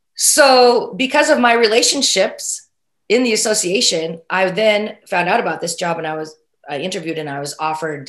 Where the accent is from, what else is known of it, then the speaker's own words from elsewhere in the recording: Oregon, United States; my home state of Oregon